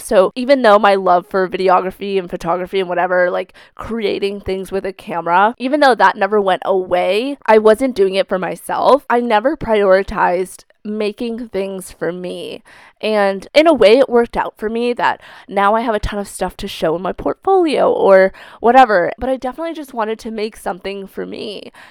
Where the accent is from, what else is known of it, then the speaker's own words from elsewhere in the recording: outside Boston, Massachusetts, United States; moved away as an adult; also born or lived in China / New Hampshire / Vermont; now in Vermont/New Hampshire border, United States; I grew up in a city right outside of Boston, Massachusetts